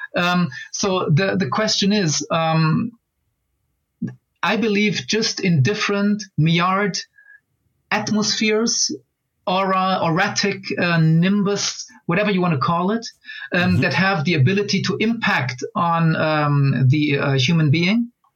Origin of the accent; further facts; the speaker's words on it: Angola; moved away; I was born in Angola